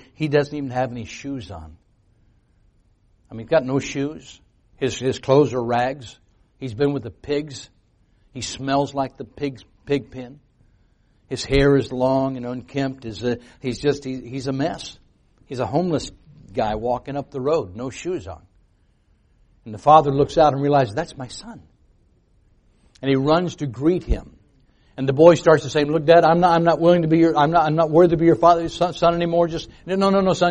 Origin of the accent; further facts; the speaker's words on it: United States; I was born in America, so I'd heard about Jesus.